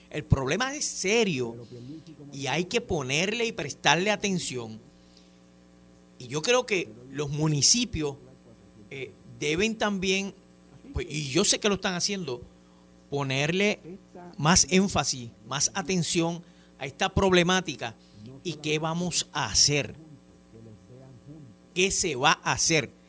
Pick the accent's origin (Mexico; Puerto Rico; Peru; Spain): Puerto Rico; Tenemos que ser bien responsables eh, como puertorriqueños